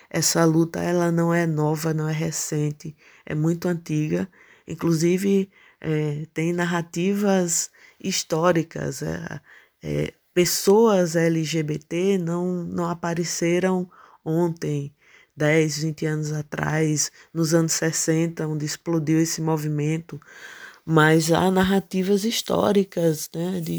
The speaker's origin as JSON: {"language": "Portuguese", "town": "Serra Talhada", "region": "Pernambuco", "country": "Brazil", "said": "Eu sou de Serra Talhada e tô nesse território já tem muito tempo."}